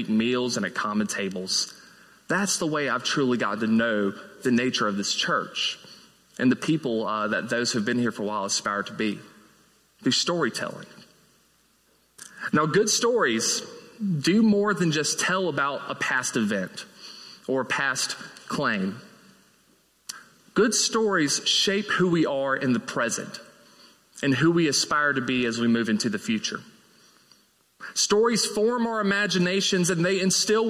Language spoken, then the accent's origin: English; Mississippi, United States; moved away as an adult; now in Birmingham, United States; I moved here from my home state of Mississippi earlier this year